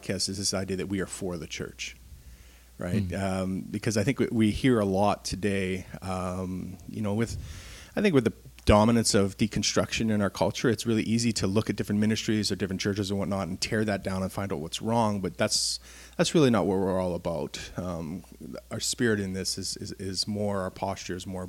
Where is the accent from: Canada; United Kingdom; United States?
Canada; as Canadians, we are different